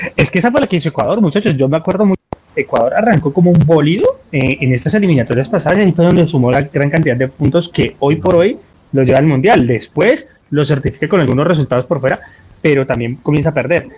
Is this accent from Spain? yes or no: no; Colombia; como colombiano